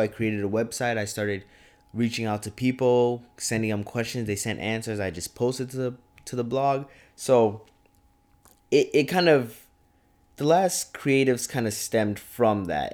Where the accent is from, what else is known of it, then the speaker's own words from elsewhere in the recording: Champlin, Minnesota, United States; moved away as an adult; now in Fargo, United States; I'm from Champlin, Minnesota, like twenty minute, twenty minutes north of the cities